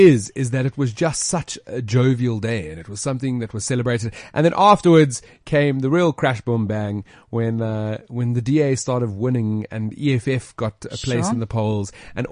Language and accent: English; South Africa; us being proudly South African, man.